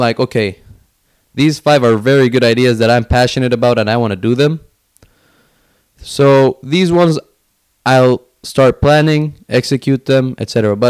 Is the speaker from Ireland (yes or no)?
no; Finland; moved away; I was born and raised in Finland up until 2010.